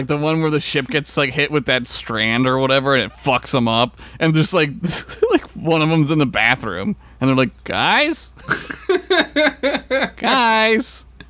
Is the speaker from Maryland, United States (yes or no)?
no; Philadelphia, Pennsylvania, United States; That's like how I'm from Philly, right? Like, I'm kind of not.